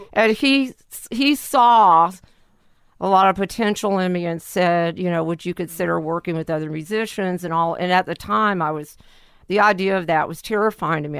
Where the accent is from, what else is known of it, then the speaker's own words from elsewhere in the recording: Lake Charles, Louisiana, United States; also born or lived in New Orleans; I was born in Lake Charles